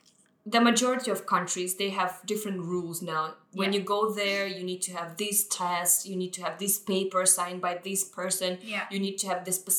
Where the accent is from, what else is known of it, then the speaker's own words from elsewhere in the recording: Russia; moved away as an adult; now in Hong Kong; I'm from Russia.